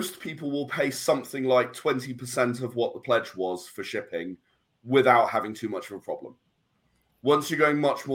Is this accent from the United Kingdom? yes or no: yes; England, United Kingdom; being English